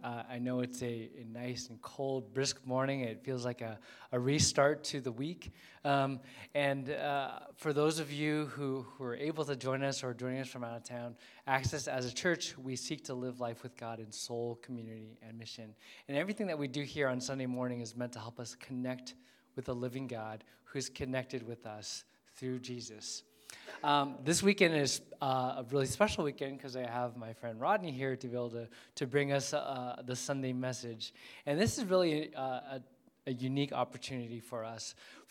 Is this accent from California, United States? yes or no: yes; California, United States; growing up in California, it was very remote for me.